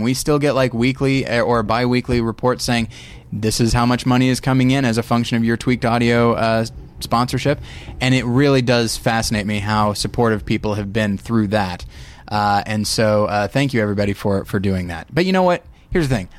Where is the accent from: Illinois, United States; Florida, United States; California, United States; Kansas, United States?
California, United States; Taft; moved away; my hometown of Taft, California